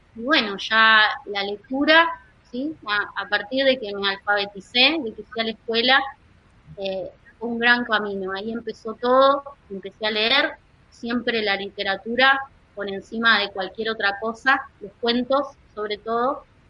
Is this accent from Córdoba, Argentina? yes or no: no; La Plata, Buenos Aires Province, Argentina; Yo vengo, nací en La Plata y vengo de una familia con tradición italiana muy fuerte